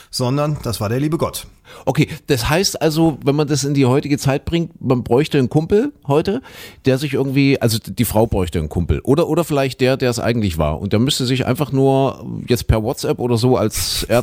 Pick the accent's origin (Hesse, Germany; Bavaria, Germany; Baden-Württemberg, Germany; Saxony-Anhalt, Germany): Saxony-Anhalt, Germany; Köthen; ich bin ja in Sachsen-Anhalt in Kuhköthen groß geworden, wie du schon sagst.